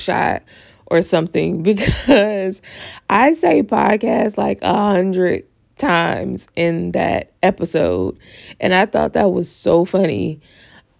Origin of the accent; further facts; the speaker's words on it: the South, United States; accent: southern; my southern accent